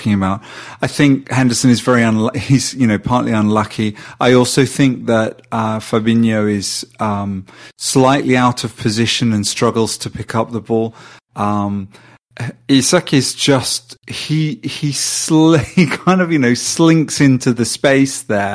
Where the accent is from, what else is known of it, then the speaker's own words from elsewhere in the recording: Sweden; I'm from Sweden